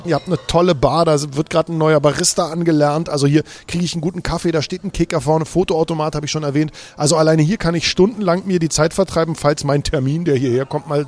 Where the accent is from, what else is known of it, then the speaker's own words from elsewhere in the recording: Berlin, Germany; Pass auf, unter uns, ich bin Spandauer.